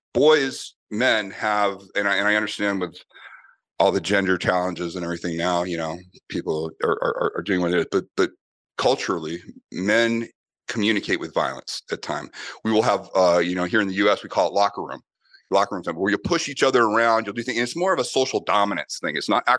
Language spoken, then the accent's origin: English; Boston, Massachusetts, United States; And then also growing up in Boston with Irish, with an Irish family that is very big on combat sports